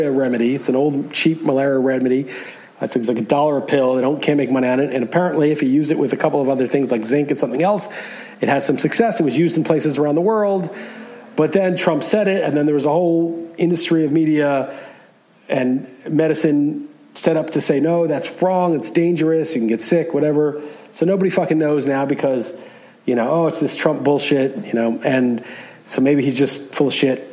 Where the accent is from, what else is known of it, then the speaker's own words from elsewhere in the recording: New York City, New York, United States; moved away as an adult; also born or lived in California; I grew up in New York. You know, I was a New York City resident.